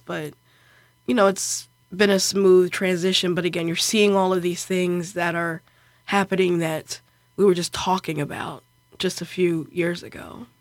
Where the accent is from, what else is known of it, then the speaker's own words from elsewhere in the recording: Baltimore, Maryland, United States; moved away as an adult; also born or lived in York, Pennsylvania; now in Bethlehem, United States; I'm from Baltimore